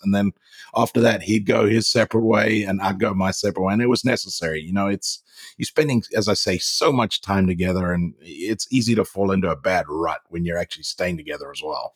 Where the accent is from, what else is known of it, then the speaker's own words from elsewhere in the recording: Zimbabwe; now in United States; growing up in Africa